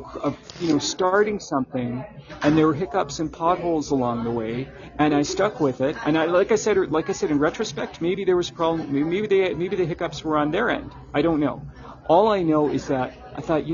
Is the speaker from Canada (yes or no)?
yes; Canada; me as a Canadian